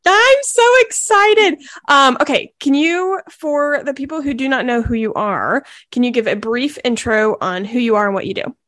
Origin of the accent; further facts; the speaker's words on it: Charleston, South Carolina, United States; also born or lived in Fort Mill, South Carolina; I was born in Charleston, then we went to school there, then we moved back.